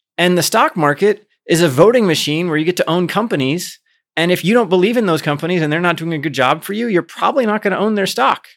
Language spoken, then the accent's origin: English; Midwest, United States; I grew up in the Midwest, so I grew up in a place where, like, Democrats not dare run when I was growing up as a kid